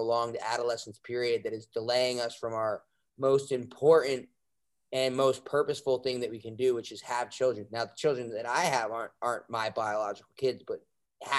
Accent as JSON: {"language": "English", "region": "New Jersey", "country": "United States", "moved": "yes", "lives_now": "Austin, United States", "said": "I'm just from New Jersey, so I talk like this"}